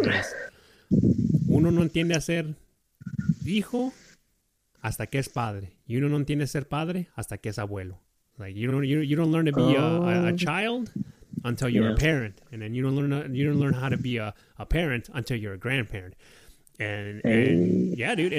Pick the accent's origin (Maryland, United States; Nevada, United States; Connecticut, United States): Nevada, United States; Reno; Growing up in Reno, Nevada